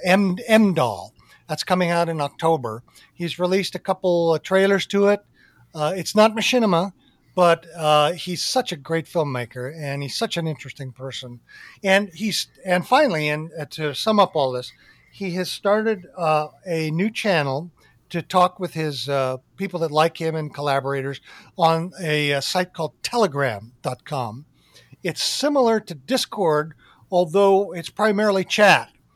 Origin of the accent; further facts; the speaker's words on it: Arizona, United States; growing up in Arizona